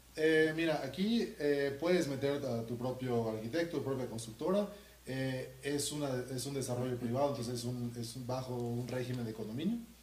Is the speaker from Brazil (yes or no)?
no; Mérida, Yucatán, Mexico; yo soy de Mérida